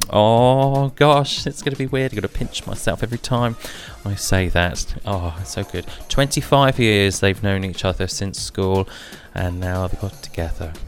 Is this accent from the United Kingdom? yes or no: yes; United Kingdom; we in the United Kingdom and as British citizens